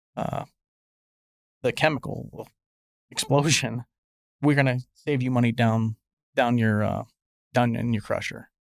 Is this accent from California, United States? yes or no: no; Pennsylvania, United States; moved away as an adult; now in Nashville, United States; I'm a, I'm a guy from Pennsylvania